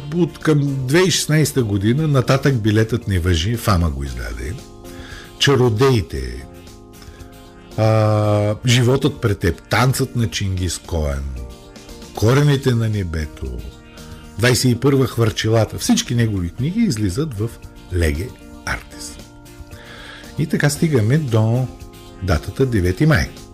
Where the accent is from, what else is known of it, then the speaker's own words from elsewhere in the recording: Bulgaria; Ние, българите, сме част от Европа